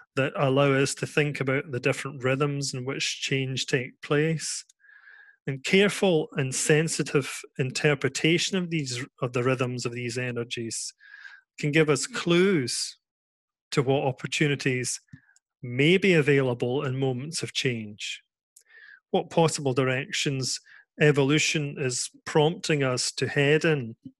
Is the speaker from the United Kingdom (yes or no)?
yes; Scotland, United Kingdom; now in Netherlands; I'm here in the Netherlands. I'm from Scotland.